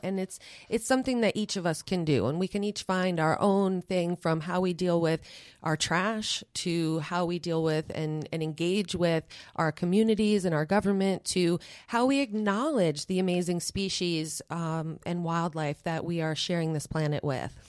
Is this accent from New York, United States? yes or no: yes; New York, United States; moved away; I am from New York originally